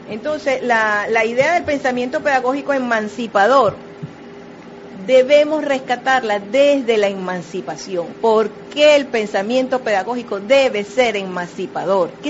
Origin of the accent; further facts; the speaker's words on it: Venezuela; ¿Quiénes somos los venezolanos? ¿Quiénes son los argentinos? ¿Quiénes son los, brasileños? brasileros? Ahorita muchos venezolanos están fuera de nuestras fronteras y es un momento ideal para reconocerse.